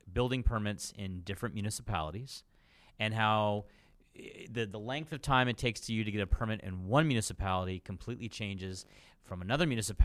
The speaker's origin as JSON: {"language": "English", "area": "Niagara", "region": "Ontario", "country": "Canada", "also_born_or_lived": "Australia", "said": "where are you from? Niagara. And then more specifically 15 minutes out of Niagara Falls."}